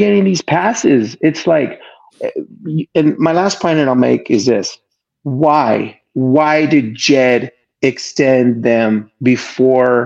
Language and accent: English; San Jose, California, United States; now in Boise, United States; Originally from San Jose, California, but I live in Boise, Idaho now